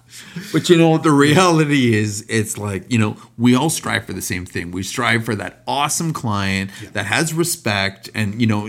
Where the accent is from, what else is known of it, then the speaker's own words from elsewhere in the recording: Canada; Because we are from Canada.